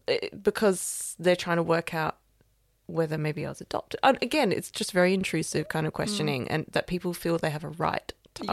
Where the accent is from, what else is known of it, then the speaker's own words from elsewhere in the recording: Australia; moved away as an adult; also born or lived in France / Switzerland; now in London, United Kingdom; I am Australian.